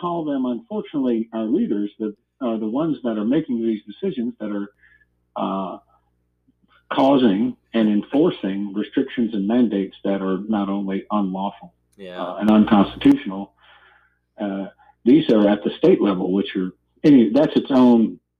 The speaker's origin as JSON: {"language": "English", "town": "New Orleans", "region": "Louisiana", "country": "United States", "tie": "born or raised there", "also_born_or_lived": "Asheville, North Carolina", "moved": "yes", "lives_now": "Springfield, United States", "said": "So I was born in New Orleans when my dad was attending dental school and living in New Orleans. And then I lived there for a time. And anyway, I've called Springfield home for about 30 years now."}